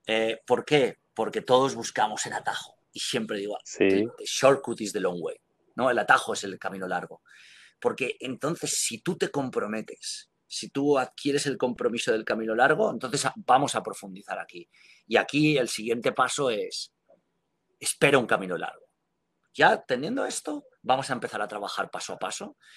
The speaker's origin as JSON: {"language": "Spanish", "country": "Spain", "moved": "yes", "said": "que es algo que lancé cuando salí de España."}